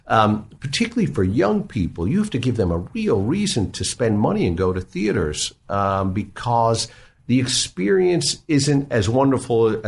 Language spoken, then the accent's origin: English; New York, United States; I grew up in New York